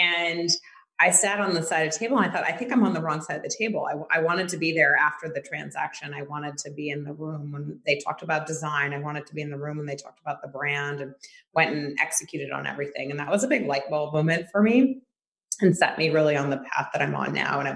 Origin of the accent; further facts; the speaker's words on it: New York City, New York, United States; growing up in New York